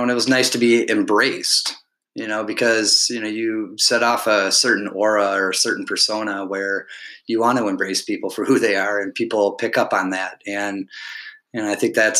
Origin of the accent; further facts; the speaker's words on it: Alpena, Michigan, United States; also born or lived in Ypsilanti, Michigan / Ann Arbor, Michigan; I grew up in this city called Alpena. I was born and raised here.